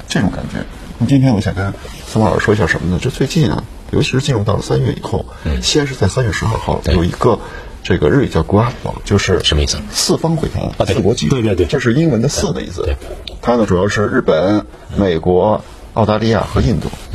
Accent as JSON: {"language": "Chinese", "country": "China", "said": "我们是中国人"}